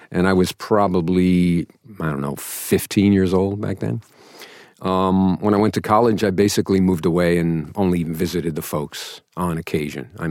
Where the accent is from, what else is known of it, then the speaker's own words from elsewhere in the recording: Bronx, New York, United States; there was the uh, North Bronx where I grew up, and my father made sure that I told people I was from the North Bronx, which was sort of lower middle class.